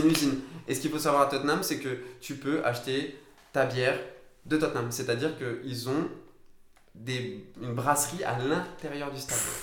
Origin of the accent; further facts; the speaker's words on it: France; je suis français